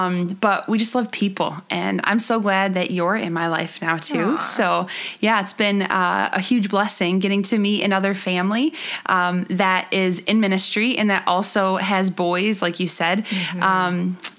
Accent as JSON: {"language": "English", "town": "Buffalo", "region": "New York", "country": "United States", "tie": "born or raised there", "also_born_or_lived": "Columbus, Ohio", "moved": "as an adult", "said": "I was born and raised in Buffalo, New York, and we went to Ohio, and we were in Columbus for a couple years. In 2012, we moved there. We just moved back to Buffalo in 2016"}